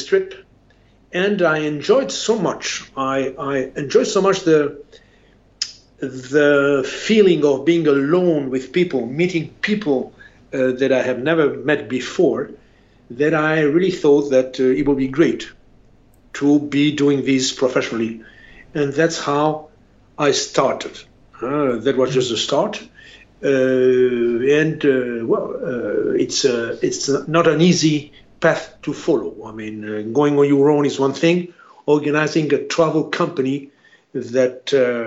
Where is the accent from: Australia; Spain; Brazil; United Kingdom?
Spain; also born or lived in France; I'm a Spaniard